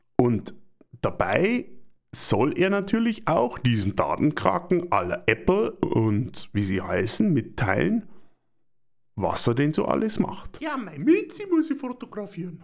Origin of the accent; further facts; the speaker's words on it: Germany; Wir kaufen doch als Deutsche gerne Autos